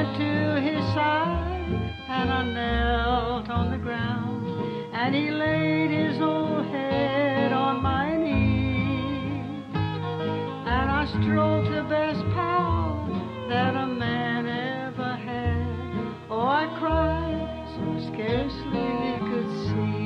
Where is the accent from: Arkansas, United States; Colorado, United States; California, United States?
Arkansas, United States; Hope; accent: Southern; moved away; also born or lived in Hot Springs, Arkansas / Jessieville, Arkansas; all my growing up years through high school was in Hope, Arkansas.